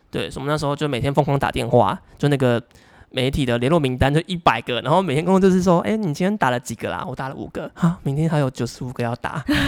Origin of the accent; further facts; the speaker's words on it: southern Taiwan, Taiwan; 我是南部的小孩嘛，然后我实习的公司是在北部，然后那时候我就短暂经两个月的北部上班族生活